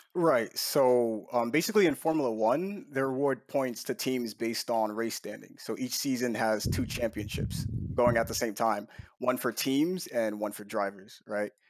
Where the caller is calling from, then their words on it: Newark, New Jersey, United States; I'm calling from Newark, New Jersey, home of the Jersey Devils and Dignitas